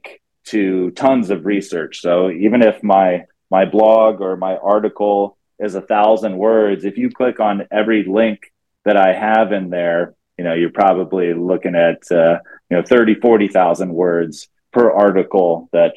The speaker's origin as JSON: {"language": "English", "region": "Texas", "country": "United States", "tie": "born or raised there", "said": "I grew up in Texas in high school"}